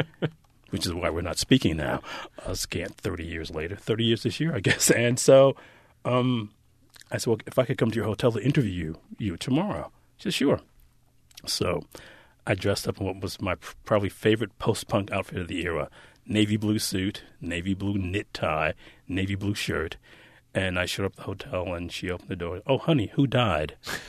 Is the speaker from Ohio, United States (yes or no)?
no; Detroit, Michigan, United States; I grew up in what I think they now demographically call an urban existence.